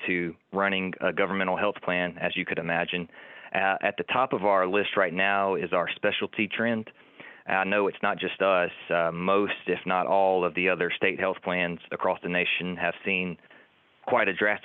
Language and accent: English; Montgomery, Alabama, United States; also born or lived in Fort Walton Beach, Florida; I was born and raised in Montgomery, Alabama